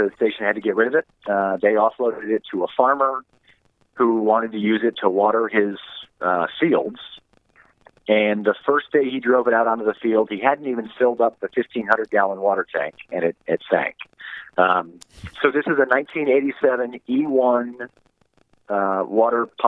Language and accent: English; Toledo, Ohio, United States; also born or lived in Dallas, Texas; we moved back to my hometown of Toledo, Ohio